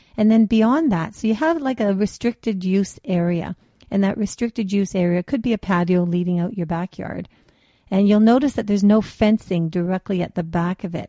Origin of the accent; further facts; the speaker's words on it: Canada; also born or lived in German ancestry; Canada is very well known for our multiculturalism